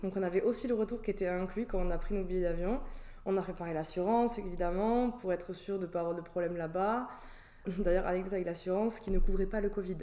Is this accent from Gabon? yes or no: no; Toulouse, Occitania, France; moved away as an adult; now in Australia; je suis originaire du sud de la France, de Toulouse, du coup où j'ai vécu euh, du coup toute mon enfance